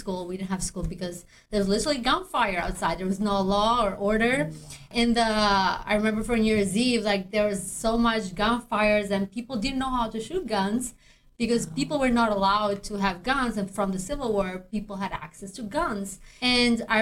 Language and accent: English; Albania; English is a second language; moved away as an adult; now in United States; I'm actually grew up in Albania